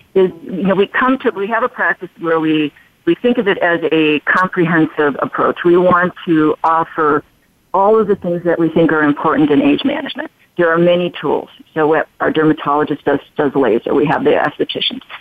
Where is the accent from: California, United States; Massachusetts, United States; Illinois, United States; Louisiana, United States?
Illinois, United States; Chicago; also born or lived in Albuquerque; now in Las Vegas, United States; I'm originally from Chicago, um, and I've lived in Albuquerque.